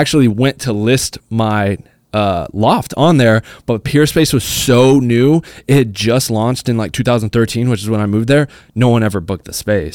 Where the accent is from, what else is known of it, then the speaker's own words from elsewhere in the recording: Arizona, United States; moved away as an adult; now in Los Angeles, United States; I'm from Arizona, I'm not from L A. You know, I grew up going to school, like, my high school was, you know, five minutes away from my house